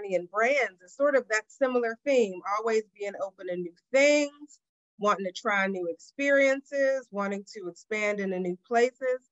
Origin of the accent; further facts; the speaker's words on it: Pittsburgh, Pennsylvania, United States; moved away; I grew up in Pittsburgh, PA